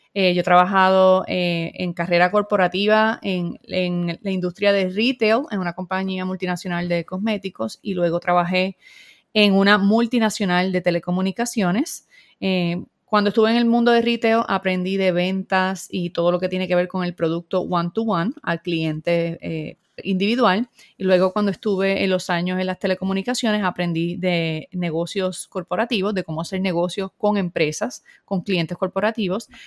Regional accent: Puerto Rico; soy puertorriqueña, vivo en San Juan, Puerto Rico

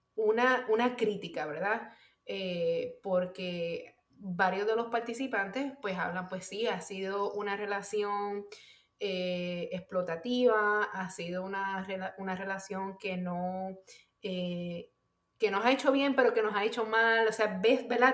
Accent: Puerto Rico; mi identidad como puertorriqueña

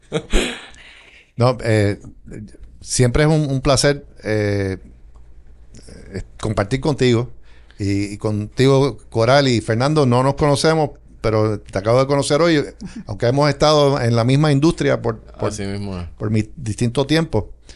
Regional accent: Puerto Rico; moved away as an adult; now in West Palm Beach, United States

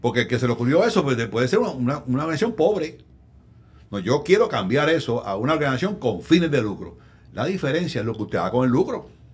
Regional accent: Arecibo, Puerto Rico; en Arecibo, mi pueblo

